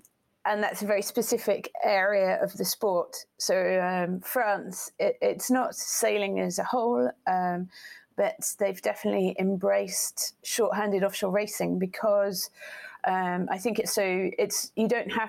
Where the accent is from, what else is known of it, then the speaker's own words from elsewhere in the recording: Portsmouth, South East England, United Kingdom; born there; So that's why I was born in Portsmouth, because he was based, he was in the Navy, and he was based in Portsmouth.